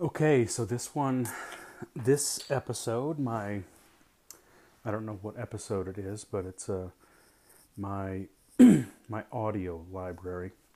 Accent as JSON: {"language": "English", "town": "St. Louis", "region": "Missouri", "country": "United States", "tie": "born or raised there", "said": "I grew up in Saint Louis"}